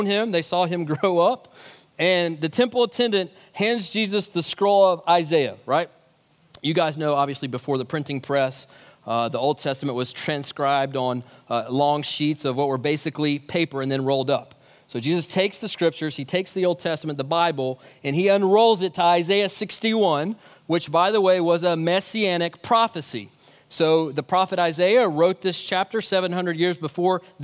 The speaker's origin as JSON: {"language": "English", "country": "United States", "said": "as American Christians living in the wealthiest nation in the history of the world"}